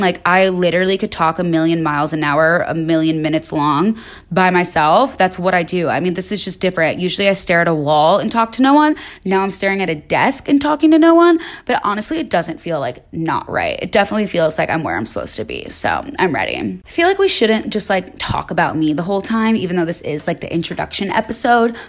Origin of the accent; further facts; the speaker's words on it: Chicago, Illinois, United States; moved away as an adult; now in Los Angeles, United States; I moved to L A when I was nineteen from Chicago. I grew up in the suburbs